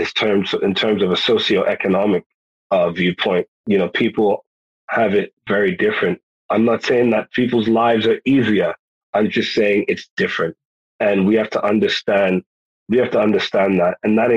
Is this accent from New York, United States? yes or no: yes; New York City, New York, United States; born there; also born or lived in United Kingdom / Ghana / Virginia; now in Texas, United States; I mean, I was born in New York City. My folks are Jamaican. Half my family is American. Then I've got the time that I spent in the UK, time that I spent in Ghana, West Africa, time that I spent in Virginia, time that I've spent here in Texas.